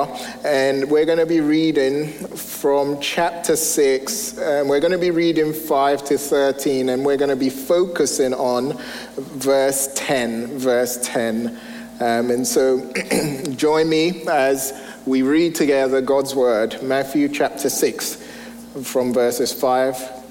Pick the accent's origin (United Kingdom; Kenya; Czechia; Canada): United Kingdom; England; moved away as an adult; now in United States; I'm originally from England, and when my wife and I moved here 12 years ago now, we soon realized how different America and England were.